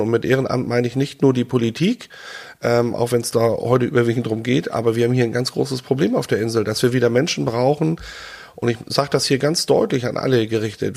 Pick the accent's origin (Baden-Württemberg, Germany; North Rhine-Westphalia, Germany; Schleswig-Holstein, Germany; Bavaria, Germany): Schleswig-Holstein, Germany; Rantum; also born or lived in Hannover; ich bin hier in Randum aufgewachsen